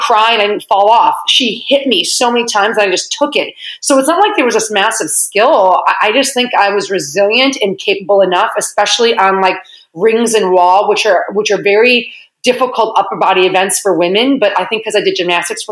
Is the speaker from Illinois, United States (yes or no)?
yes; Lisle, Illinois, United States; also born or lived in Chicago; from Lyle.